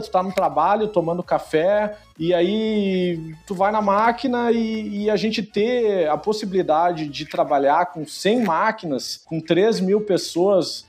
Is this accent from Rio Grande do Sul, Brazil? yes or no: yes; Rio Grande do Sul, Brazil; accent: gaúcho; o sotaque vai estar tá garantido aí